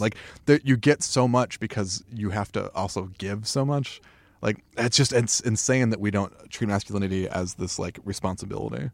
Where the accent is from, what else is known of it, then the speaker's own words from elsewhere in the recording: Tucson, Arizona, United States; in the community that I grew up in Tucson